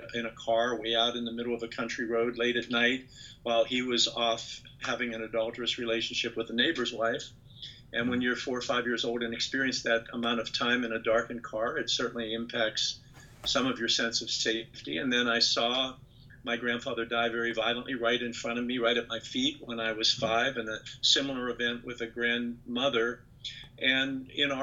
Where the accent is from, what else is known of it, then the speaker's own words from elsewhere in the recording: Western Pennsylvania, United States; I grew up in the Western Pennsylvania coal fields.